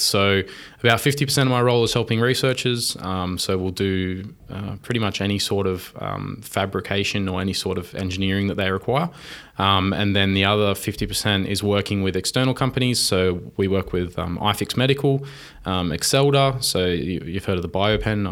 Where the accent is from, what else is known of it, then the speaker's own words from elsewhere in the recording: Wollongong, New South Wales, Australia; I grew up in Wollongong